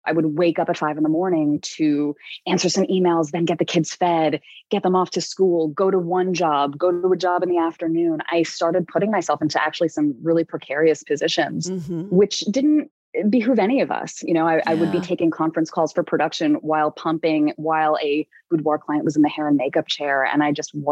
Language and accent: English; New York City, New York, United States; I'm a New Yorker